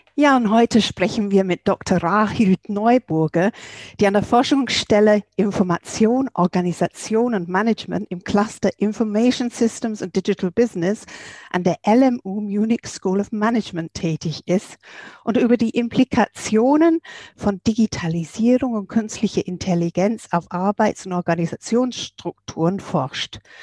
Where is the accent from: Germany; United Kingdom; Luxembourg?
United Kingdom; England; bei uns in England